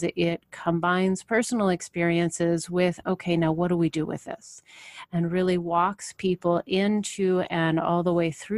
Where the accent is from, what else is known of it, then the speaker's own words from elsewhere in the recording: Portland, Oregon, United States; I grew up in Portland, the Pacific Northwest.